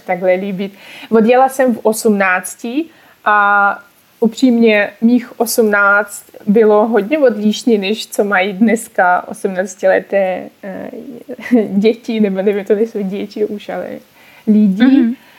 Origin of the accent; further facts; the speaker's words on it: Urals, Russia; Czech is a second language; now in Czech Republic; Já jsem z Ruska, ale bydlím tady už přes 10 let